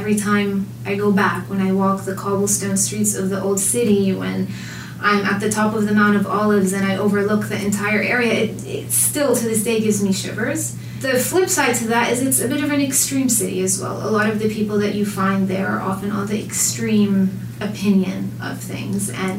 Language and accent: English; Jerusalem, Palestine; Initially, I would say, oh, I'm from Jerusalem. And people would be like, oh, my cousin made Aliyah there. And I'm like, I'm Palestinian.